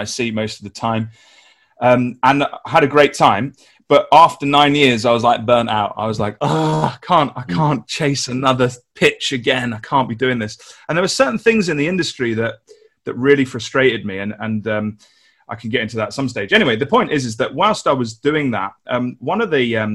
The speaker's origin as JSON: {"language": "English", "region": "London", "country": "United Kingdom", "tie": "born or raised there", "moved": "as an adult", "lives_now": "Nottingham, United Kingdom", "said": "So I grew up in London in the UK, worked at some agencies in London, moved to Nottingham to get married"}